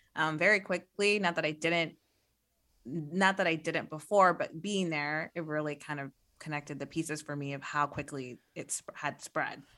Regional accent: Midwest, United States; I'm from the Midwest

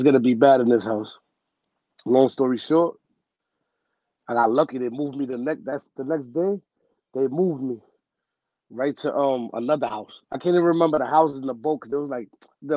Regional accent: New York City, New York, United States; also born or lived in Bronx, New York City; I'm originally from Harlem, though, like Spanish Harlem

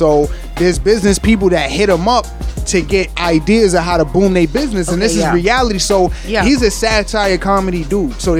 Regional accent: Yonkers, New York, United States; I'm from Slow Bomb Yonkers

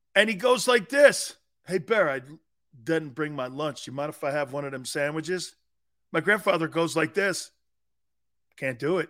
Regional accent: Philadelphia, Pennsylvania, United States; I'm from Philly

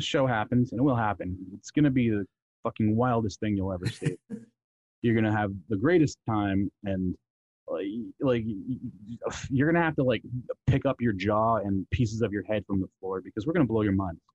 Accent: Canada; Me being a Canadian

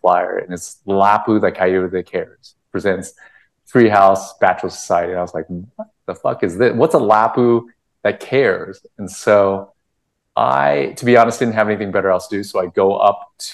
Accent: Costa Mesa, California, United States; also born or lived in Vietnam / Los Angeles; I grew up in Orange County with a bunch of other Vietnamese folks, specifically Costa Mesa

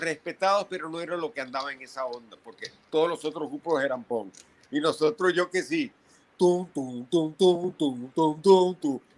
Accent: Venezuela; moved away as an adult; now in New York, United States; nací en Venezuela, estuve ahí hasta los 22

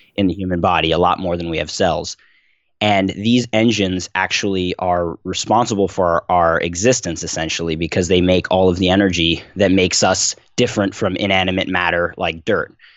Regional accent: Philadelphia, Pennsylvania, United States; I was born and raised in Philadelphia

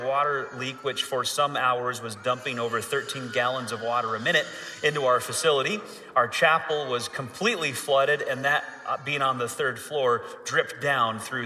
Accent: Michigan, United States; moved away; also born or lived in Florida; I grew up in Michigan, so I'm kind of used to this cold weather

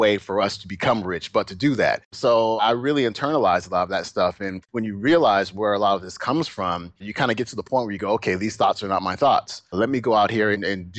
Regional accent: Alameda, California, United States; also born or lived in Oakland, California; we moved from Oakland, where we were fairly well off

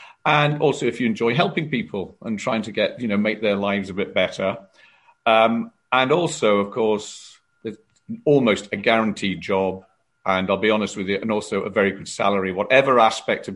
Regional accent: South Wales, United Kingdom; moved away as an adult; my family and are all based around South Wales

